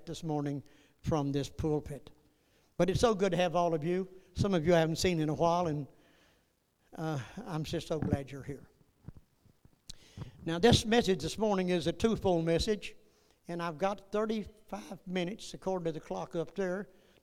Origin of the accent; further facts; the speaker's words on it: Northeast Texas, United States; I was born in Northeast Texas